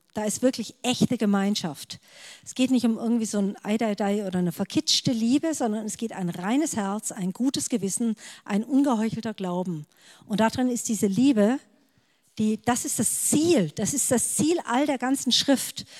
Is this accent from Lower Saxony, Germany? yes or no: no; Stuttgart area, Baden-Württemberg, Germany; ich komme aus dem Stuttgarter Raum